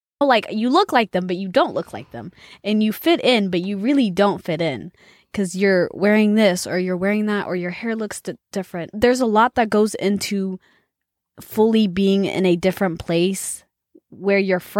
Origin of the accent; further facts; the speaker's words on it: Texas, United States; also born or lived in Ethiopia; oh, I'm from Texas, but I lived in Ethiopia for 9 years. I mean, about nine years.